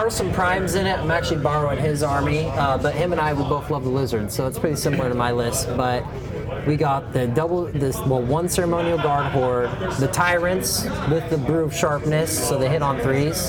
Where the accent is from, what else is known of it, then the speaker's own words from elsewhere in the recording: Roseburg, Oregon, United States; I'm from Roseburg.